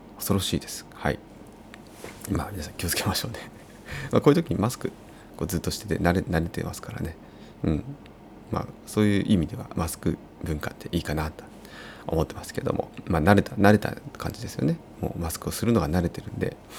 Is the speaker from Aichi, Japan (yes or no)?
no; Uonuma, Niigata, Japan; moved away; 魚沼市私の出身が魚沼市なので